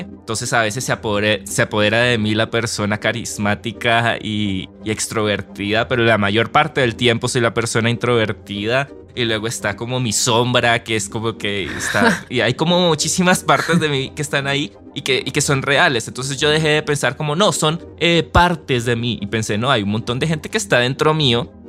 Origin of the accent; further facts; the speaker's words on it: Colombia; yo me crié en Colombia escuchando champeta y mm. salsa y música latina